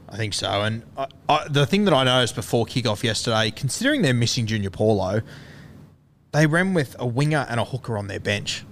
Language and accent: English; Queensland, Australia; as a Queenslander